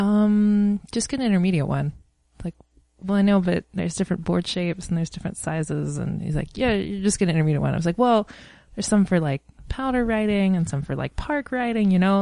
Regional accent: East Coast, United States; moved away; I'm from the East Coast

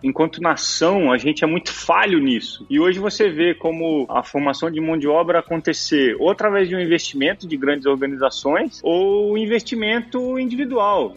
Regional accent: Brazil; como brasileiro, por origem

